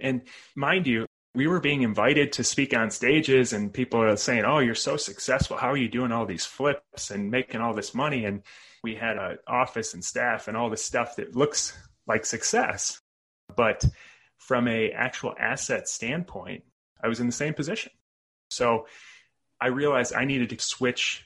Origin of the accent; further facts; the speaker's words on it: Chicago suburbs, Illinois, United States; moved away as an adult; So originally born and raised in the Chicago suburbs